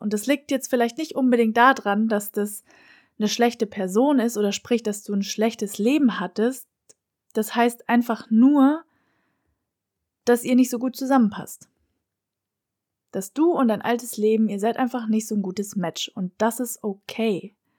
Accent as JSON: {"language": "German", "country": "Germany", "moved": "as an adult", "lives_now": "Lisbon, Portugal", "said": "mit diesem Flug nach Lissabon habe ich Freunde, Familie und meine Heimat hinter mir gelassen"}